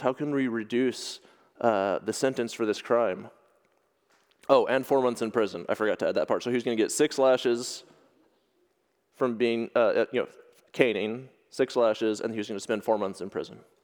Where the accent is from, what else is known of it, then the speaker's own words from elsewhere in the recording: United States; moved away as an adult; now in Ireland; from my home place where I grew up in America